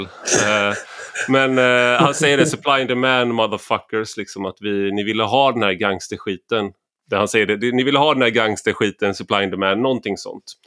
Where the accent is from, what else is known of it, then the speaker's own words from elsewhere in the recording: Gothenburg, Västra Götaland, Sweden; när jag växte upp i Göteborg